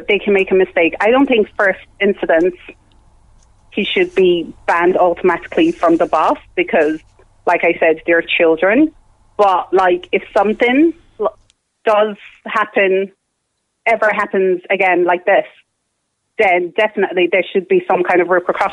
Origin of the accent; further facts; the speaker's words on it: Ireland; I grew up in Ireland. I've lived in Ireland, almost 20 years